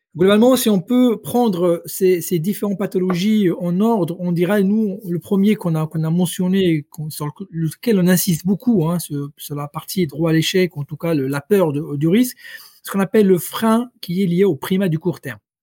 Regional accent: Rabat, Rabat-Salé-Kénitra, Morocco; moved away as an adult; also born or lived in Paris; originaire du Maroc. J'ai passé toute mon enfance, mon adolescence à Rabat

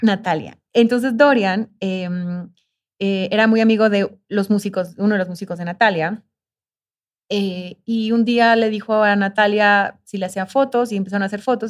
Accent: Mexico; soy de México

